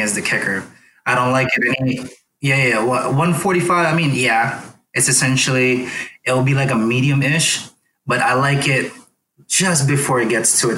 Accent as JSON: {"language": "English", "country": "Philippines", "tie": "born or raised there", "moved": "yes", "said": "I grew up in the Philippines where we had to hunt for some some of our food too"}